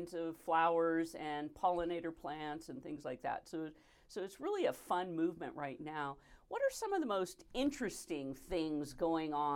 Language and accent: English; Sonoma County, California, United States; now in Reno, United States; I grew up in Sonoma County.